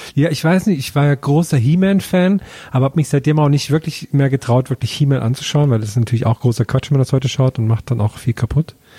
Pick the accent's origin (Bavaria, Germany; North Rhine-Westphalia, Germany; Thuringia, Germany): Thuringia, Germany; in Thüringen ist jetzt zum Beispiel in meinem Heimatdorf